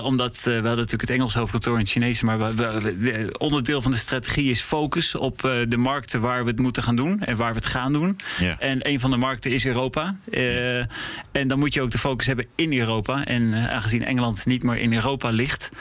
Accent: Netherlands; also born or lived in Prague / Milan; ik ben Nederlander

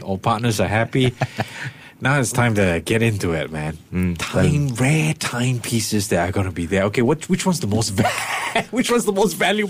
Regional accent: Singapore; I don't know, as Singaporean, it used to be weird, but nowadays it's becoming more and more common.

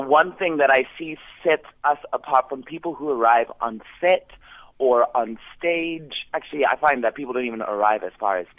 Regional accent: Zimbabwe; I am from Zimbabwe.

